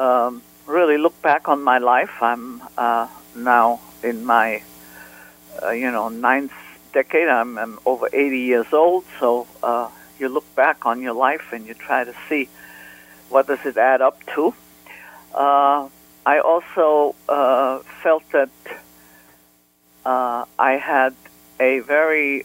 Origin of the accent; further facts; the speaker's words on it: Vienna, Austria; moved away; I grew up in Vienna